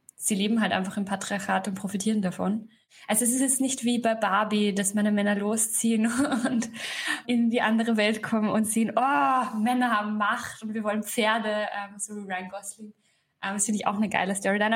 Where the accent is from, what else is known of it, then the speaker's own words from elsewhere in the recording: Upper Austria, Austria; moved away as an adult; now in Berlin, Germany; ich bin am Land aufgewachsen in Oberösterreich